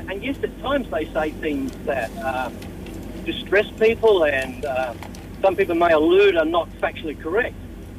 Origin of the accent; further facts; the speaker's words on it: Australia; now in Malaysia; I'm from Australia